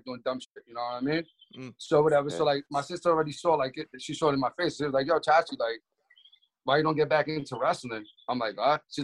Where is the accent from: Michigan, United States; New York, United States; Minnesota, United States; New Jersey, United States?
New York, United States; New York City; moved away; I'm from Brooklyn, New York originally.